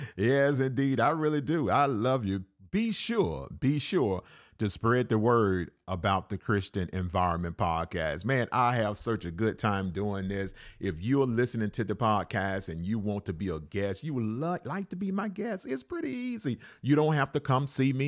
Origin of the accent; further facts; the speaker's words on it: Alabama, United States; I was raised in Alabama